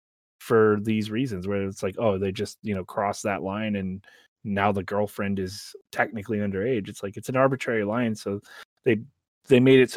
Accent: Florida, United States; I'm from Florida

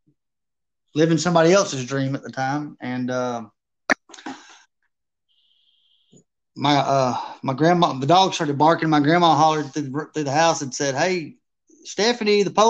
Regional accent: Taylorsville, Georgia, United States; I grew up in Taylorsville, Georgia for the most part of my life

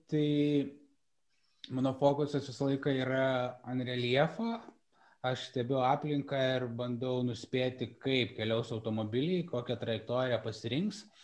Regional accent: Lithuania; aš sakau, kad aš esu iš Lietuvos ir man, aš jaučiuosi privilegijuotas, kad galiu fotografuoti už Lietuvą, garsinti Lietuvos vardą

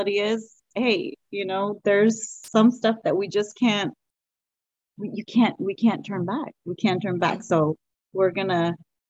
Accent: Los Angeles, California, United States; accent: Valley girl; we are from the San Fernando Valley, LA, you know, so we're two Valley girls too

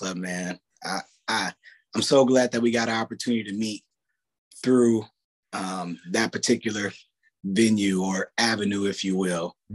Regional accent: Palmdale, California, United States; now in Oakland, United States; My original home, I would probably have to say, is Palmdale. It's where I spent most of my childhood

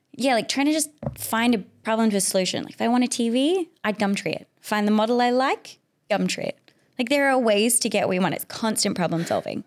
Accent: South Africa; now in Perth, Australia; I'm an immigrant, so I'm from South Africa initially

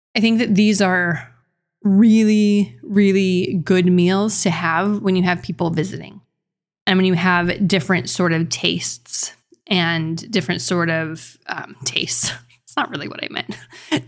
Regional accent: New Mexico, United States; I'm from New Mexico

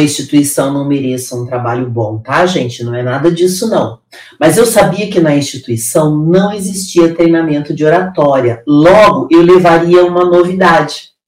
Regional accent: interior of Paraná, Brazil; now in São Paulo, Brazil; Eu vim do interior do Paraná, de um lugar de extrema pobreza. Hoje eu moro na cidade mais rica do Brasil

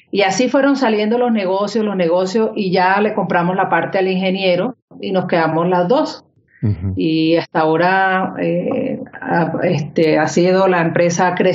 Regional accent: Colombia; also born or lived in Spain / Miami; Yo nací en España y me crié aquí en Colombia.

